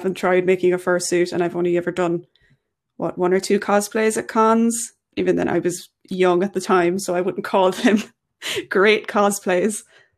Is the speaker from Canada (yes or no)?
no; Ireland; I am Irish.